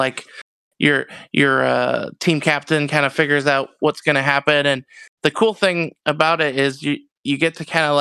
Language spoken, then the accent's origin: English; Canada; also born or lived in Rochester, Minnesota; I'm Canadian